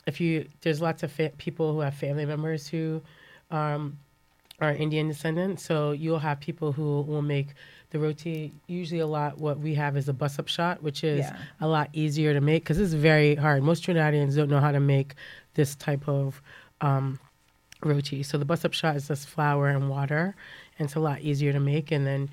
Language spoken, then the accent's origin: English; Jamaica; I'm Jamaican.